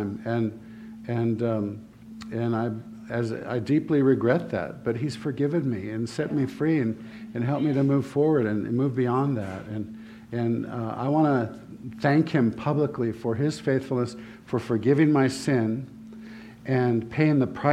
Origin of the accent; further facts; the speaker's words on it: Santa Barbara, California, United States; I grew up in Santa Barbara